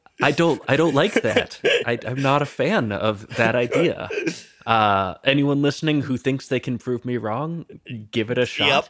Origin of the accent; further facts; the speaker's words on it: United States; as an American